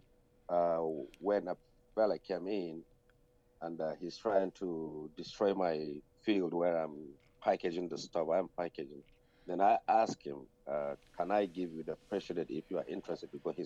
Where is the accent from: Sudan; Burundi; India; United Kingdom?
Sudan; moved away as an adult; now in Ireland; I was born in Sudan, and my mom was born in Sudan, and my father is a Sudanese, but my grandparents are originally from Nigeria, and I came to Ireland as an asylum seeker, which I spent almost 20 years now in Ireland.